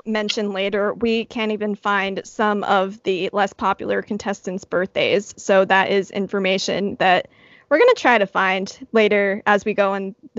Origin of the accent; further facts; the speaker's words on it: New York, United States; I'm from New York